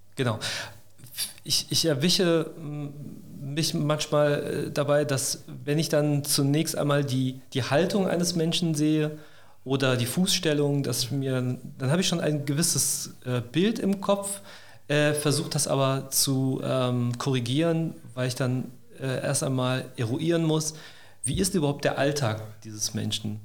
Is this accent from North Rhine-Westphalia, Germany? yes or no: yes; Neuss, North Rhine-Westphalia, Germany; moved away as an adult; also born or lived in Cologne; now in Stuttgart, Germany; ich bin gebürtiger Rheinländer. Ich komme aus Neuss